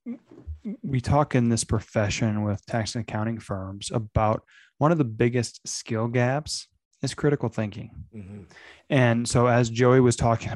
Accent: outside of Flint, Michigan, United States; I grew up outside of Flint, Michigan

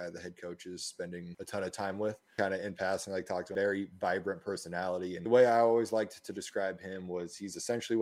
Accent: Denver, Colorado, United States; I grew up in the Denver area.

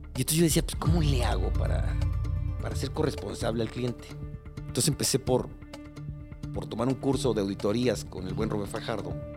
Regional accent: Mexico City, Mexico; moved away as an adult; now in Cuernavaca, Mexico; crecí y nací en Iztapalapa, en frontera con Coyacán

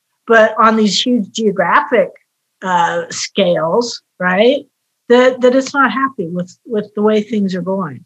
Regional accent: West Virginia, United States; moved away; I grew up in West Virginia, where I had very close ties to the earth growing up

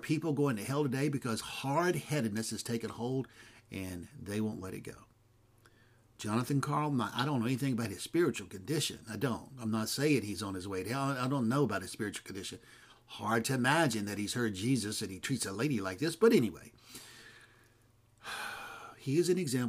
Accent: McComb, Mississippi, United States; moved away; also born or lived in California; I'm from Macomb, Mississippi

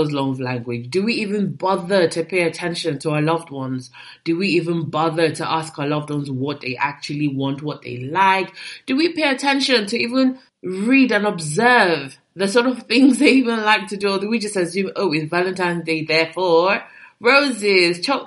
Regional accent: Nigeria; I'm a Nigerian girl

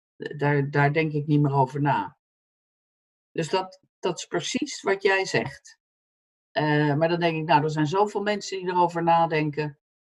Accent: Netherlands; moved away as an adult; also born or lived in United States; als Nederlander

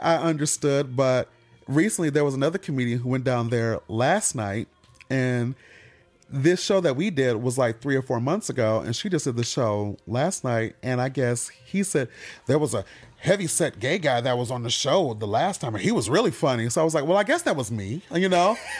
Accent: Michigan, United States; moved away; I'm from Michigan.

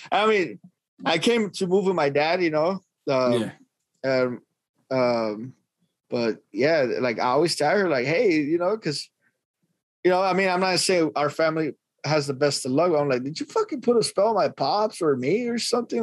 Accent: Los Angeles, California, United States; I'm from Northeast Los Angeles.

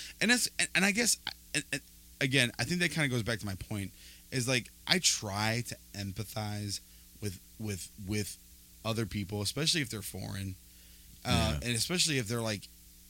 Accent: Guatemala; I'm from Guatemala.

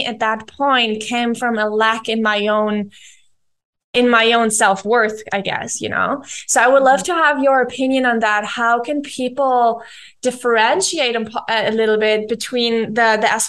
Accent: around Munich, Bavaria, Germany; I grew up around Munich in Germany.

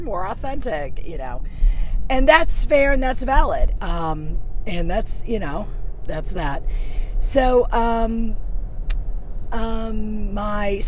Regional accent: St. Louis, Missouri, United States; I grew up in St. Louis, Missouri

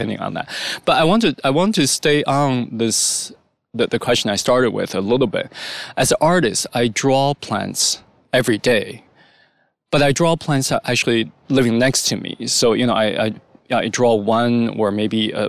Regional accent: China; When I grew up in China in primary school

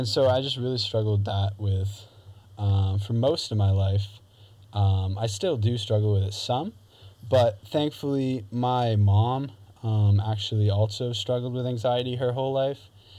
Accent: Newton, New Hampshire, United States; also born or lived in Beverly, Massachusetts / Rowley, Massachusetts; we moved to the house that I still live in now, as the time of recording this, in Newton, New Hampshire. So I grew up

